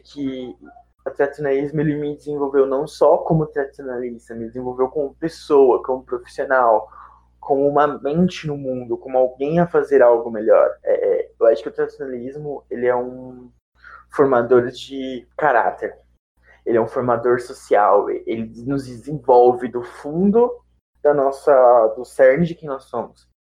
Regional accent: São Paulo, Brazil; eu sou de São Paulo

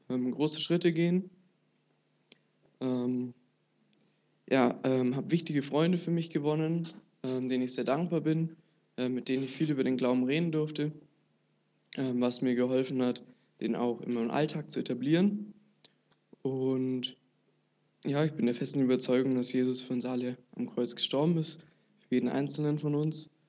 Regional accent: Kaufbeuren, Bavaria, Germany; also ich komme aus Kaufbeuren und bin dort, ähm, ja, bin dort in die Gemeinde gegangen, äh, bin sehr behütet aufgewachsen oder wachse sehr behütet auf

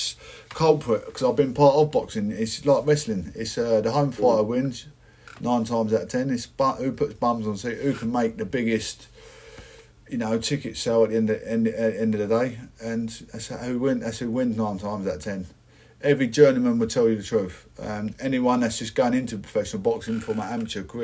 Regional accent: Essex, East of England, United Kingdom; I'm from Essex

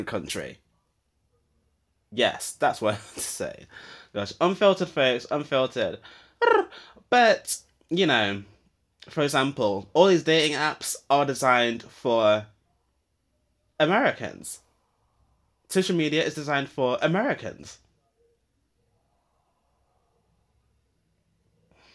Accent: United Kingdom; I grew up in Britain

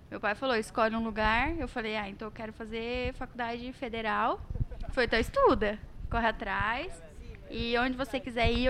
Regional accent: Rondônia, Brazil; now in Cuiabá, Brazil; Vim de Rondônia em 2018 aqui para para Cuiabá, desbravar novas aventuras e, e cursar o FMT.

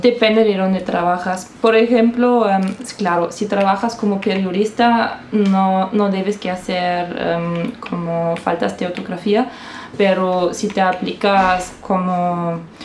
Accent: Saarbrücken, Saarland, Germany; accent: Saarland dialect; Spanish is a second language; now in Stuttgart, Germany; yo no nací en Stuttgart, eso es muy importante. Yo estoy viviendo en Stuttgart, pero yo nací en Saarbrücken y acá el dialecto es salendish

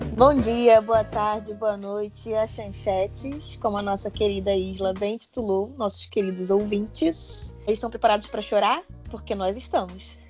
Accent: Rio de Janeiro, Brazil; accent: carioca; Tô começando a perceber meu sotaque carioca

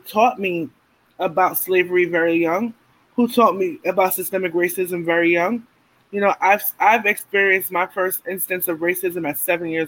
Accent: New York City, New York, United States; I'm from Brownsville

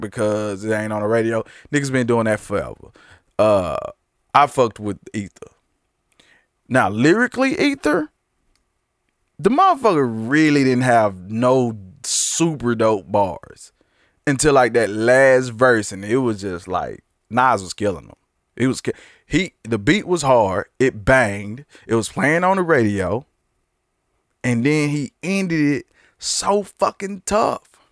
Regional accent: Texas, United States; I'm from Texas

